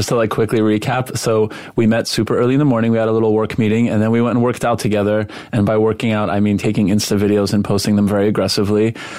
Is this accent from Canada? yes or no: yes; Montreal, Quebec, Canada; first language Polish; English is a second language; also born or lived in West Virginia; now in New York, United States; I was raised in Montreal, which is a very sort of multi-ethnic, multicultural city, not unlike New York.